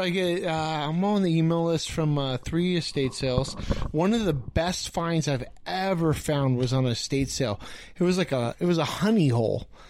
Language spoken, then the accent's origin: English; Riverside, California, United States; I grew up in Riverside.